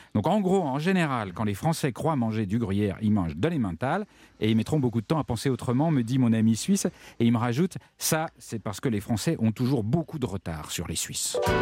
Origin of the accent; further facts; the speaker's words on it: France; chez nous en France